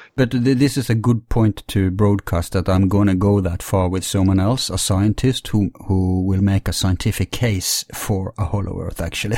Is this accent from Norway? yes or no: yes; Bergen, Vestland, Norway; my hometown, Bergen